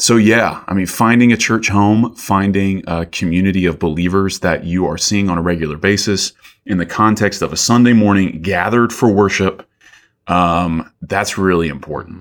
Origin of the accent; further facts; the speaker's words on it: Columbus, Georgia, United States; moved away as an adult; also born or lived in Athens, Georgia; my hometown, Columbus